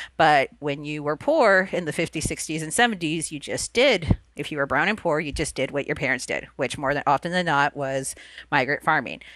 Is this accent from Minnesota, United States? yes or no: no; Immokalee, Florida, United States; first language Spanish; English is a second language; I'm originally from a tiny little town in South Florida called Immokalee.